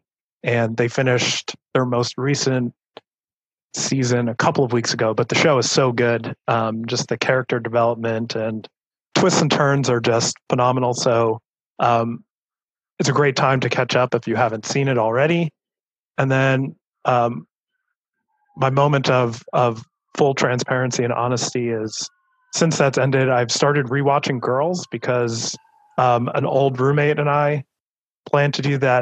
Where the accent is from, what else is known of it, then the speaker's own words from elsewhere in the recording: East Coast, United States; I grew up on the East Coast